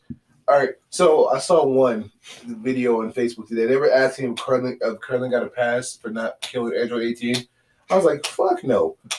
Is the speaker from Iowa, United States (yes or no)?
no; California, United States; Like, growing up in California as a kid, yeah, California in the 90s was there's two sides.